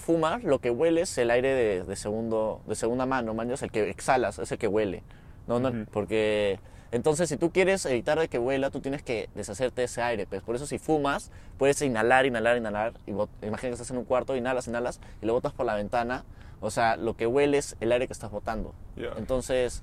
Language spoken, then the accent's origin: Spanish; Peru; Somos de Perú.